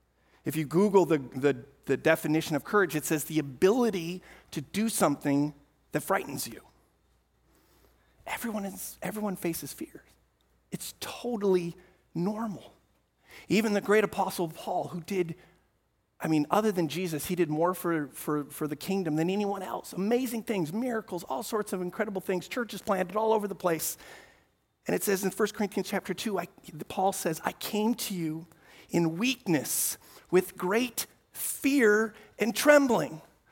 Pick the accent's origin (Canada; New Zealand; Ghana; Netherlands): Netherlands; Amsterdam, North Holland; I mentioned earlier, I grew up in Amsterdam, and we lived in a small apartment, fourth floor, right in the middle of the city.